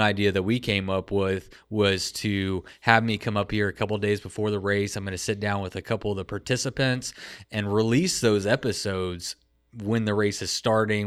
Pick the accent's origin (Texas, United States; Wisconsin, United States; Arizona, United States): Texas, United States; I'm from Texas